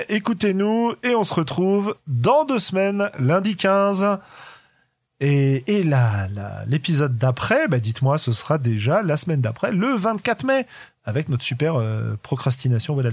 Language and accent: French; France; on est français.